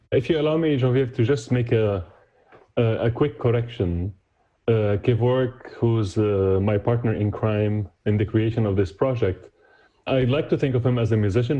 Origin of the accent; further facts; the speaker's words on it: Damascus, Damascus Governorate, Syria; moved away as an adult; now in New York, United States; I was born and raised in Damascus, moved to the US in 2001